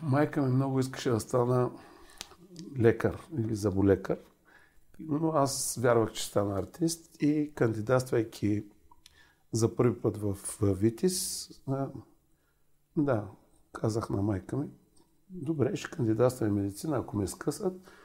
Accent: Varna, Varna Province, Bulgaria; moved away; във Варна, а, там където живеех

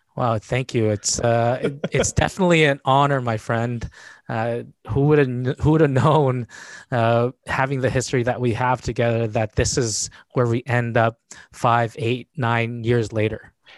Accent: Winnipeg, Manitoba, Canada; I was born and raised in Winnipeg, Manitoba

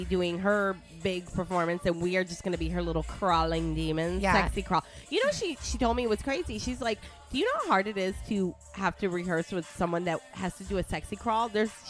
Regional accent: Detroit, Michigan, United States; moved away; I'm from Detroit, but I've been here 20 years

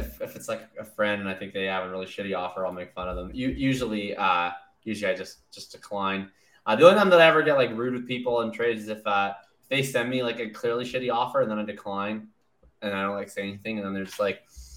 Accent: Winnipeg, Manitoba, Canada; now in British Columbia, Canada; I'm from Winnipeg originally

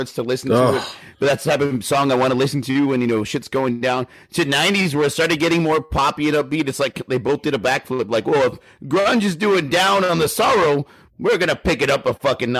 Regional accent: Texas, United States; we're from Texas

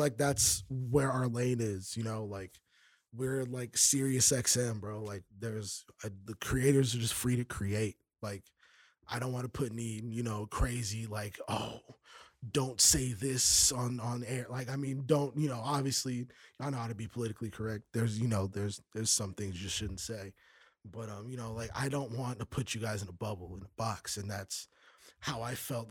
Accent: New York, United States; moved away; I'm a New Yorker. I'm a New Yorker

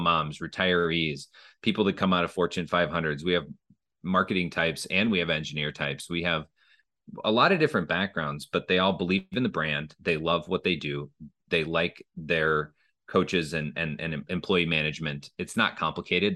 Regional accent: Minnesota, United States; moved away as an adult; also born or lived in Illinois; I grew up in Minnesota

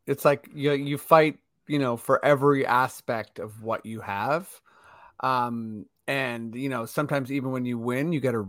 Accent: Canada; I'm clearly Canadian.

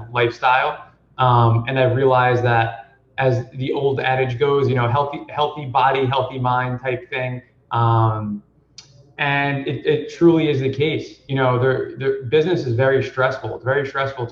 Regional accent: New Jersey, United States; I grew up in New Jersey.

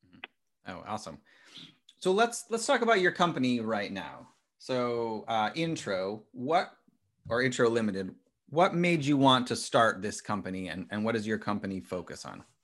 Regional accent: Midwest, United States; I'm from a small town in the Midwest

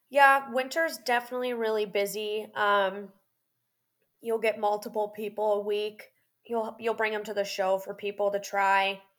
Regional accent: Florida, United States; I'm like, look, I'm from Florida and this is really cold.

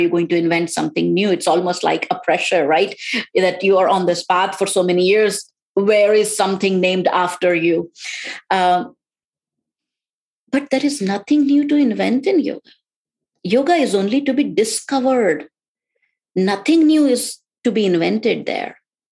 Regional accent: India; now in United States; born and brought up in India

